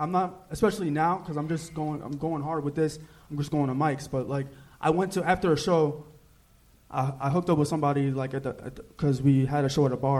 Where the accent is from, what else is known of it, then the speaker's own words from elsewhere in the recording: Long Island, New York, United States; moved away as an adult; now in Los Angeles, United States; I'm from Long Island.